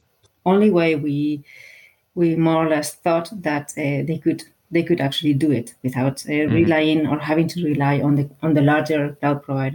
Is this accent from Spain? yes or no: yes; Basque Country, Spain; I am from the Basque Country.